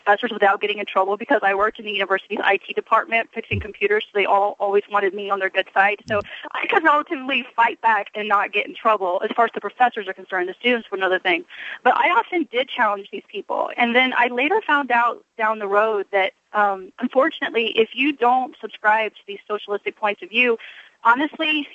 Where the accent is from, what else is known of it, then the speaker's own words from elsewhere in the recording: El Paso, Texas, United States; I'm from El Paso, which has a very high minority population